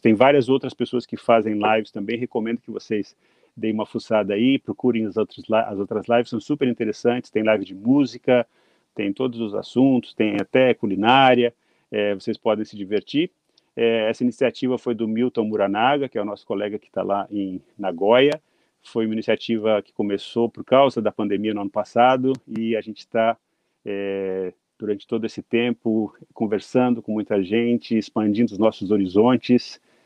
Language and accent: Portuguese; Brazil; moved away as an adult; now in Japan; depois que eu saí do Brasil